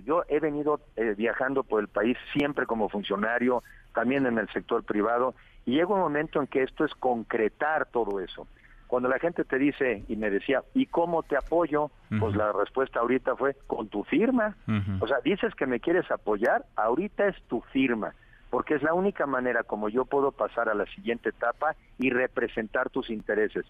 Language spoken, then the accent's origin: Spanish; Mexico; soy mexicano